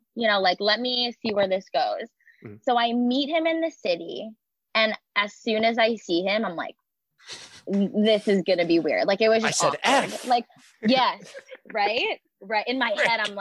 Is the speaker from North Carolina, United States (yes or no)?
no; Long Island, New York, United States; I'm from Long Island, so you have to drive everywhere.